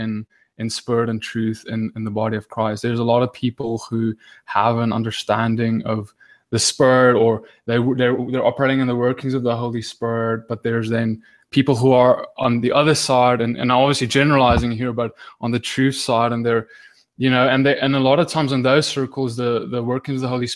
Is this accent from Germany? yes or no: no; South Africa; now in Johannesburg, South Africa; I'm in South Africa, and more specifically Johannesburg